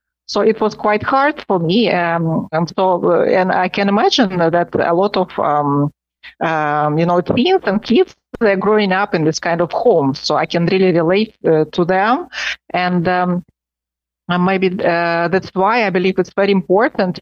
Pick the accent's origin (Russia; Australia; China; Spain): Russia; Moscow; now in Rome, Italy; I was born in Moscow, and I was born in a family of professors of economics. And I grew up, we always had students in my home